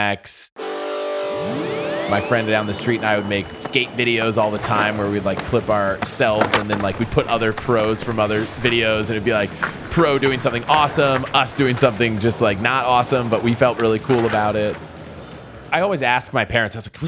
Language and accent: English; United States; also born or lived in St. Louis, Missouri; my life growing up really was, you know, kind of outside of DC in the suburbs.